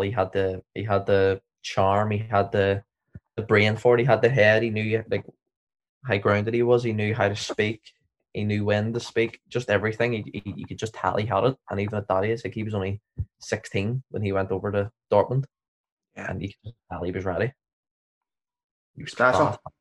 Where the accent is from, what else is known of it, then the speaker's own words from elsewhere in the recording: Northern Ireland, United Kingdom; we're from Northern Ireland